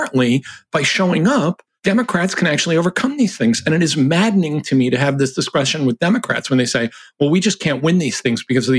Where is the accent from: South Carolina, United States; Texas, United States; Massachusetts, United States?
Massachusetts, United States; I'm from Massachusetts